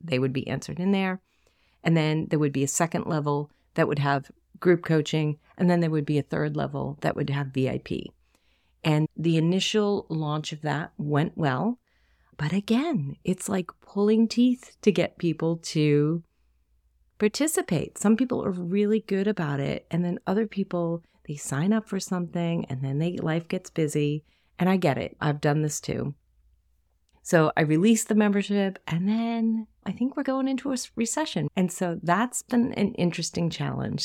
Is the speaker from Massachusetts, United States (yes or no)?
yes; Boston, Massachusetts, United States; accent: Boston; That's my Boston accent